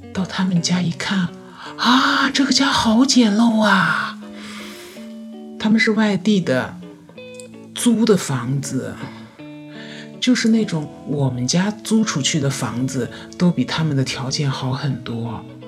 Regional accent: Yangtze River Delta, China; 我是出生在我们这个长三角地区的一个经济发达的一个省份，从小到大一直都是生活、学习都是在这个城市

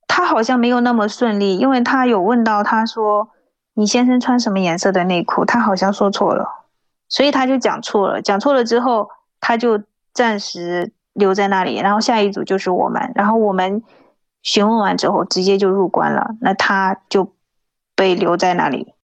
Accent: China; moved away as an adult; also born or lived in Ningbo; now in Taiwan; 我是大陆人

